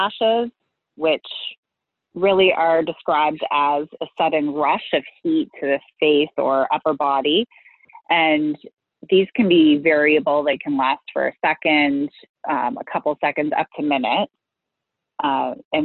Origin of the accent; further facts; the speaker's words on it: Canada; also born or lived in Western New York; I am from Canada, though, and live in Toronto with my two boys who are 10 and 12.